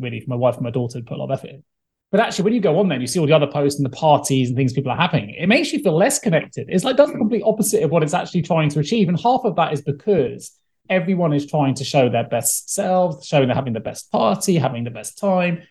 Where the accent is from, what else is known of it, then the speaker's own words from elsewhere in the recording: England, United Kingdom; we're English